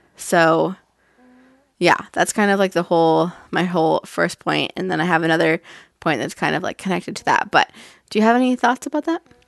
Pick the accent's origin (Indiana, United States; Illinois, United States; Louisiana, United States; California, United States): California, United States; Northern; I'm from Northern California